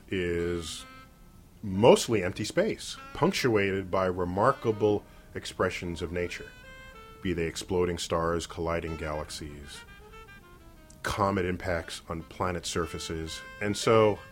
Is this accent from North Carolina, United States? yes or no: no; New York City, New York, United States; also born or lived in Manhattan; I grew up in the Bronx, but now I live in Manhattan.